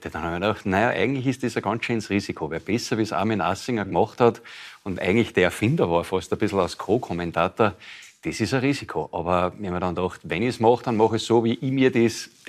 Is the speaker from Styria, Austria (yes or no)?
yes; Schladming, Styria, Austria; wo ich aufgewachsen bin, auf der Planei in Schladming, ist sehr viel ländliches Leben